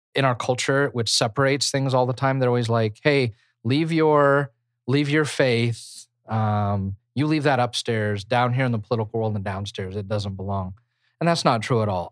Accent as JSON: {"language": "English", "country": "United States"}